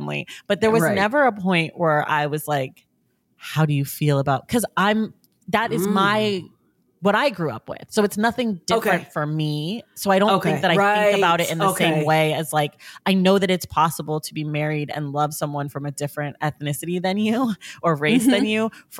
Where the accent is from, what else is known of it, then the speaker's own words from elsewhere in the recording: the Bay Area, California, United States; I'm from the Bay Area.